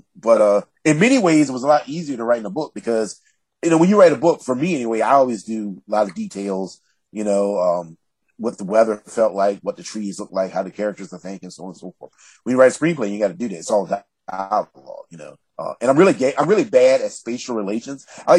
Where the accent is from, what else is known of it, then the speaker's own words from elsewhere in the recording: Southern United States, United States; So I looked up my hometown and an online almanac. A town of 8,000 people has 27 churches. And I thought that was such an interesting commentary about Southern life, about how we all want to get right with God